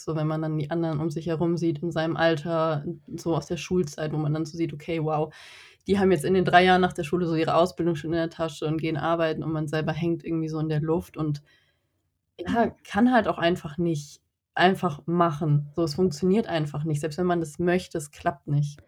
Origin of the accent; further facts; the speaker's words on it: North Rhine-Westphalia, Germany; Ich komme aus NRW